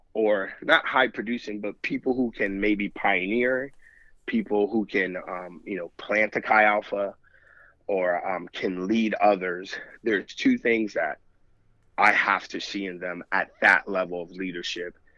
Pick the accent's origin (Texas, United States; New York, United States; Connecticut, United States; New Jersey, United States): New York, United States; now in Missouri, United States; I'm from New York.